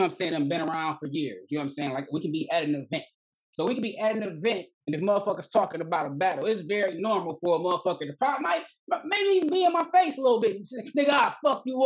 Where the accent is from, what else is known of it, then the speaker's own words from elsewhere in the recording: Inkster, Michigan, United States; I'm from Inkster.